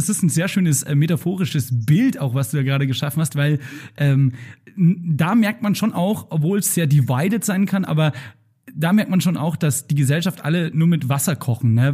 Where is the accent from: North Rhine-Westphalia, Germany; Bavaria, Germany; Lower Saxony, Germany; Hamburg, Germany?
Bavaria, Germany; Straubing; now in Munich, Germany; das Straubinger Volksfest, also aus meiner Heimat